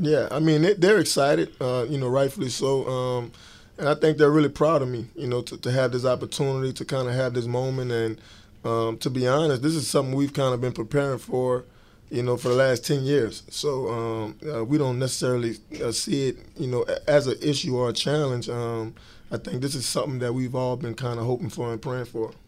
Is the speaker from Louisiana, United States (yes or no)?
yes; New Orleans, Louisiana, United States; growing up in New Orleans